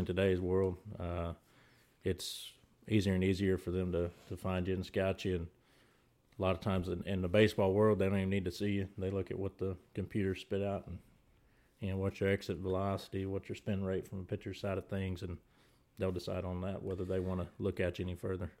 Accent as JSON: {"language": "English", "town": "College Station", "region": "Texas", "country": "United States", "tie": "born or raised there", "lives_now": "Rockville", "said": "I was born and raised in Bryan College Station"}